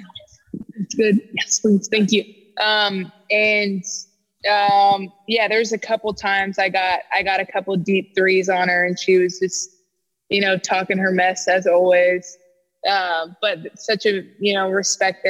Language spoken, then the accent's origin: English; Stockton, California, United States; I grew up in Stockton, which is like 30 minutes, Stockton, California.